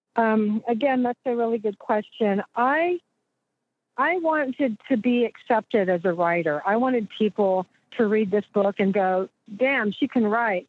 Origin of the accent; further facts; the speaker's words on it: Austin, Texas, United States; I was born and raised here, and you know, Texans have a weird kind of regional pride